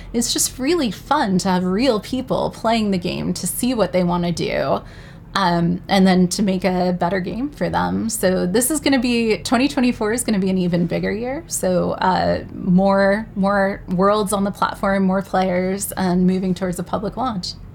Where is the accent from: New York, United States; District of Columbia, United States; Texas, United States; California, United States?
New York, United States; New York City; I'm proudly from New York City